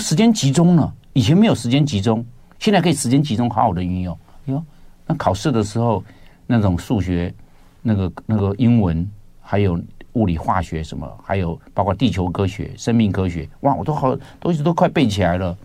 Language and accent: Chinese; Rende, Tainan, Taiwan; 我在仁德乡仁德仁德乡乡那个地方